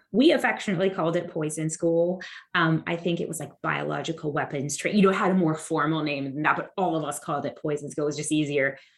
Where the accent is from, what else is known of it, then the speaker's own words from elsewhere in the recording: Santa Ana, California, United States; moved away as an adult; now in Texas, United States; the Santa Ana RA, you know, it's really my hometown